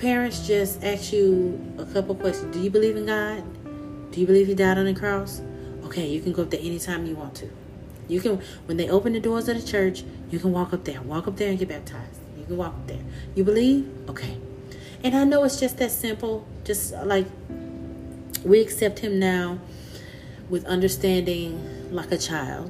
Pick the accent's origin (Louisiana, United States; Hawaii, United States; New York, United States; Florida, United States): Louisiana, United States; accent: country; I grew up in Louisiana.